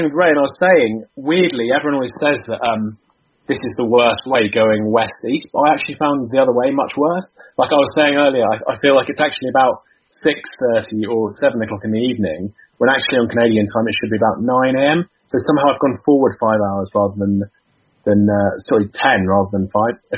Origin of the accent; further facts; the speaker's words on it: Winchester, South East England, United Kingdom; also born or lived in Southampton; now in London, United Kingdom; Do live in London, but I was born in Winchester